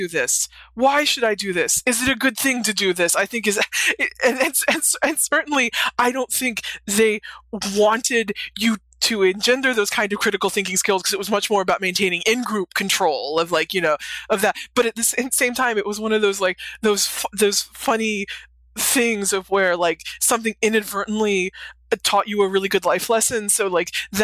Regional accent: Western North Carolina, United States; I grew up in Western North Carolina, so I grew up in the Bible Belt

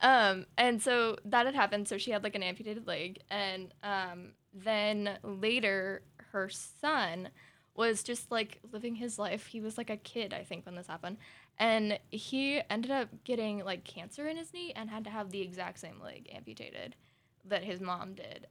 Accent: Southern Oregon, United States; we're from Southern Oregon

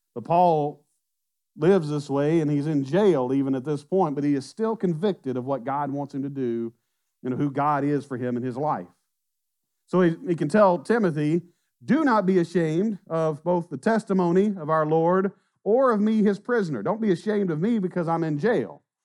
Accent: Southwest Arkansas, United States; now in Mont Belvieu, United States; We grew up in Southwest Arkansas

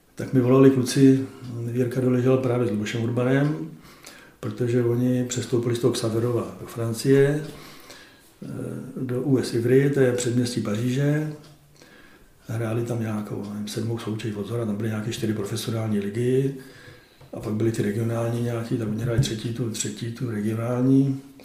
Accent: Czechia; My tři Češi

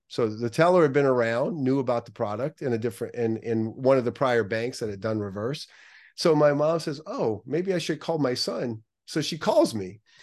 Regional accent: New Orleans, Louisiana, United States; also born or lived in New York; now in Southern California, United States; I grew up right outside of New Orleans

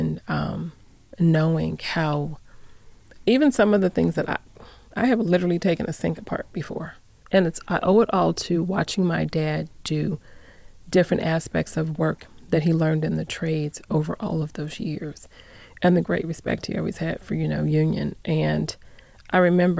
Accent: Phoenix, Arizona, United States; now in Las Vegas, United States; I'm from Phoenix. I grew up in Phoenix. I was born in Northern Arizona. I grew up in Phoenix. I've been here for about 30 years

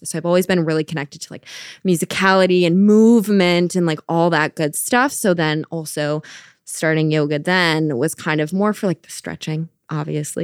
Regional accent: Minnesota, United States; moved away as an adult; now in Providence, United States; I am originally from Minnesota, and I moved to Providence when I went to college

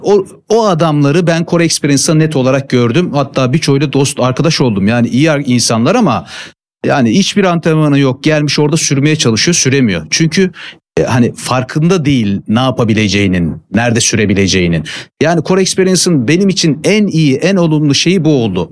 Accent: Giresun, Turkey; moved away as an adult; now in Istanbul, Turkey; Memleketim Giresun benim. E, lise sona kadar Giresun'daydım. Ondan sonra üniversite için İstanbul'a gelmiştim.

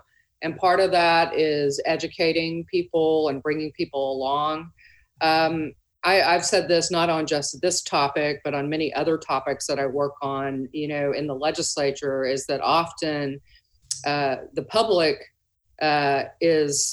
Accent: Dallas, Texas, United States; I'm a native Texan. I grew up in Dallas.

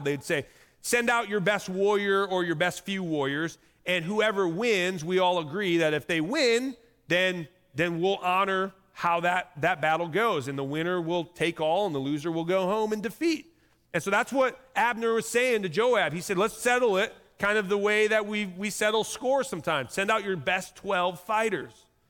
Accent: Indiana, United States; I'm just from Indiana

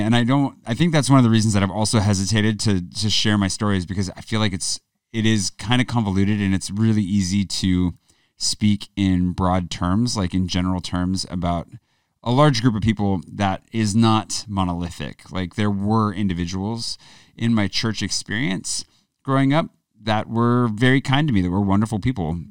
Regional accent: Pullman, Washington, United States; moved away; also born or lived in Spokane; the town I grew up in, Pullman

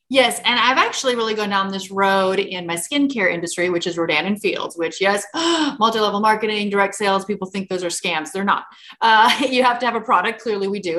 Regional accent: Yankton, South Dakota, United States; moved away as an adult; also born or lived in Minneapolis; born and raised in South Dakota, so small town named Yankton

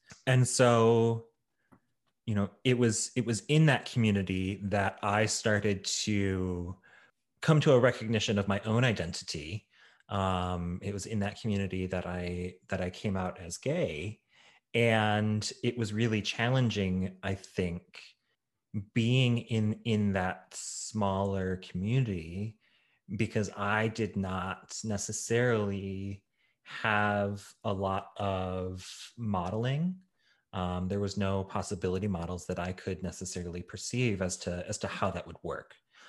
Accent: Midwest, United States; also born or lived in Chicago; I was born in Chicago. And at the time, when my parents were together, we were pretty well off. And we moved around a lot across various states in the Midwest.

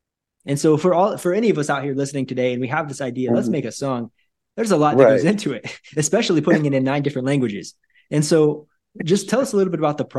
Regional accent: Northwest Missouri, United States; moved away as an adult; also born or lived in Brazil / Hawaii / Asia; I grew up in Northwest Missouri. And so in the winter, it was snowing. But since I've been living in Brazil and Hawaii and Asia as well, Christmas time looks a little bit different.

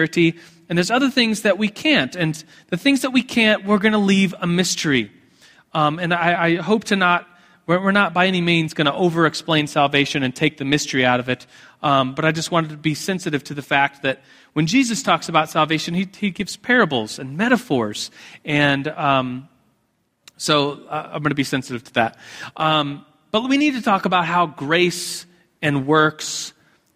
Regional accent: United States; as American evangelicals

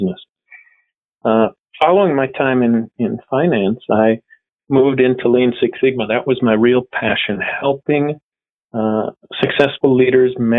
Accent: United States; moved away as an adult; also born or lived in Germany; now in France; I spent the first decade of my career in the U.S. as an American

